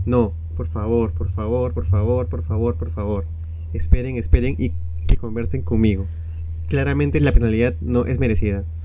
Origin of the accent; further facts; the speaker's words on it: Peru; pero tengo soy peruano, sí.